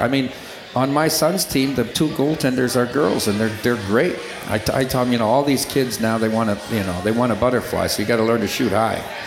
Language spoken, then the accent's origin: English; Dubuque, Iowa, United States; in my hometown with the Dubuque Fighting Saints